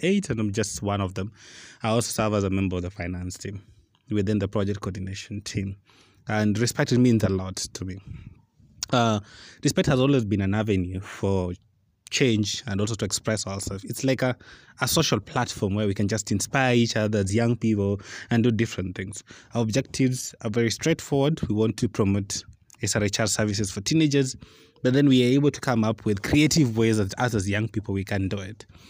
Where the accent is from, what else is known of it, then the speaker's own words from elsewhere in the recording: Western Kenya, Nyanza, Kenya; I'm from Nyanza, and in Western Kenya